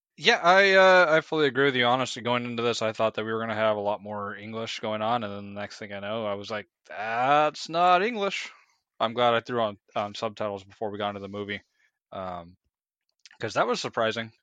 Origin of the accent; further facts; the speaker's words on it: United States; as an American who's traveled a little bit, but only ever been technically outside of the country once